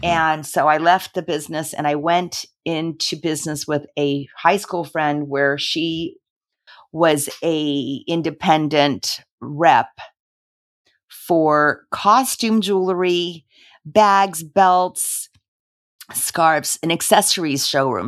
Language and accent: English; Los Angeles, California, United States; I was born in Los Angeles, and I am a daughter of two immigrants